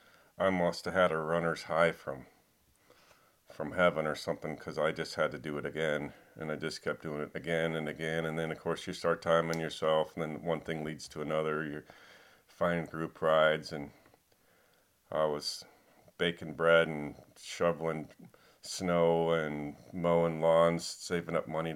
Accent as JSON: {"language": "English", "town": "Chicago", "region": "Illinois", "country": "United States", "tie": "born or raised there", "also_born_or_lived": "Europe", "said": "I grew up in the Midwest mostly, and I was about 13 years old, just living west of downtown Chicago"}